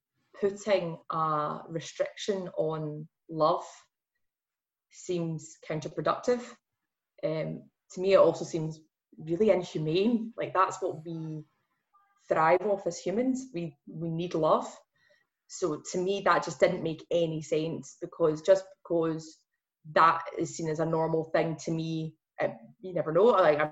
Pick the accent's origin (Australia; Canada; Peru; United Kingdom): United Kingdom; Glasgow, Scotland; accent: Glasgow; going full Glasgow in my accent